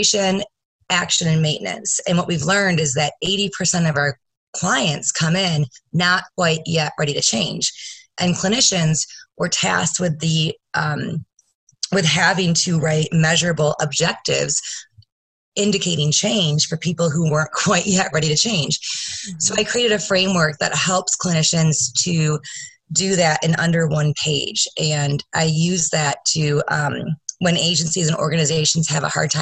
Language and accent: English; Grand Rapids, Michigan, United States; I am from Grand Rapids, Michigan